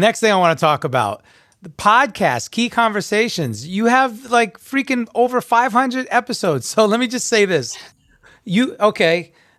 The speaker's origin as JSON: {"language": "English", "area": "Long Island", "region": "New York", "country": "United States", "tie": "born or raised there", "said": "I'm a New Yorker as well. I was born and raised in Long Island. So I have a very strong accent"}